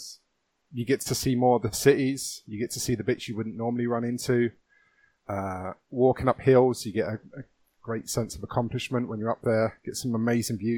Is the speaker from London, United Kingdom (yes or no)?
yes; London, United Kingdom; I grew up in London